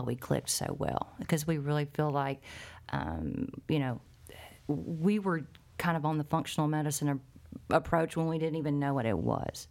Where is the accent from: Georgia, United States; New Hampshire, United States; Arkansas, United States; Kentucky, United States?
Arkansas, United States; Arkansas Delta, United States; growing up in the Arkansas Delta, which has a very high cancer rate